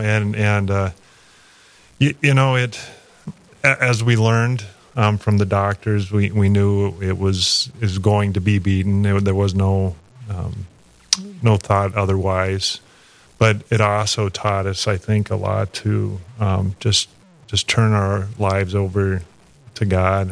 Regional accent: Kansas City, Kansas, United States; moved away as an adult; also born or lived in Lawrence, Kansas; I was raised kind of in the Kansas City area

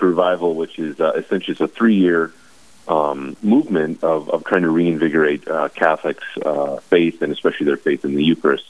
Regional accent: Bismarck, North Dakota, United States; now in Watford City, United States; born and raised in Bismarck

